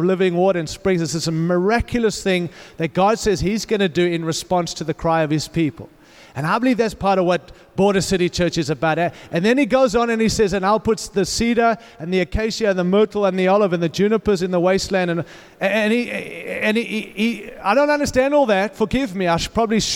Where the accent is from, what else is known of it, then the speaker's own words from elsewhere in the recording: Australia; accent: Australian; moved away as an adult; also born or lived in Africa / California; now in Denver, United States; I was born in Africa, raised in Australia, lived in California